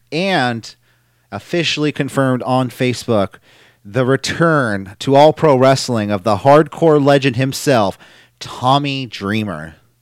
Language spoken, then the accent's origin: English; San Francisco, California, United States; I'm born and raised in San Francisco